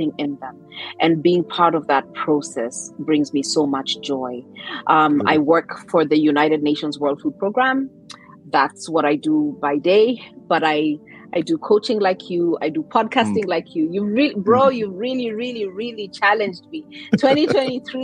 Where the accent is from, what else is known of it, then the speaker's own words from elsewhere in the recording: Kenya; I am Kenyan by birth